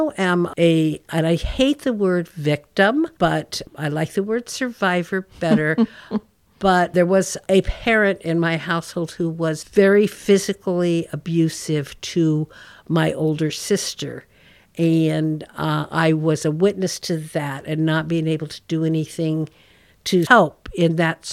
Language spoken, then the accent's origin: English; Yuba City, California, United States; Growing up in Yuba City